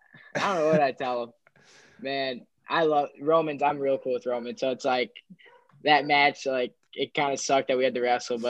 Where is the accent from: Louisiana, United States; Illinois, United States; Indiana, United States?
Illinois, United States; Carol Stream; I'm from Carroll Stream